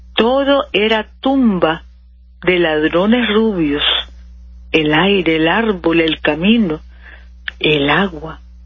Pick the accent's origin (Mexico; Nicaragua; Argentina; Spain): Nicaragua; nosotros, en esta Nicaragua, cristiana y solidaria